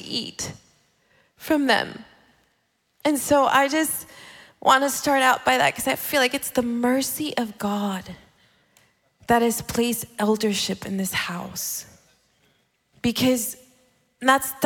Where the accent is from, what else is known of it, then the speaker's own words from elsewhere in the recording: California, United States; moved away as an adult; also born or lived in El Salvador; now in Dallas, United States; I was born in El Salvador, but I lived in California, born and raised. Like, I felt like I was born and raised in California